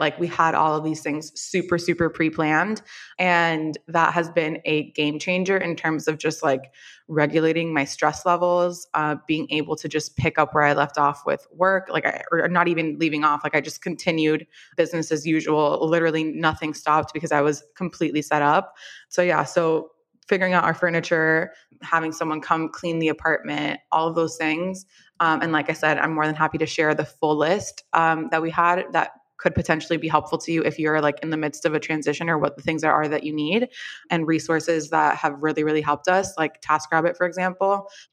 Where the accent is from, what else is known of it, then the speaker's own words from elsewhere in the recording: Miami, Florida, United States; moved away as an adult; also born or lived in New York; I am also from Miami. My family is here.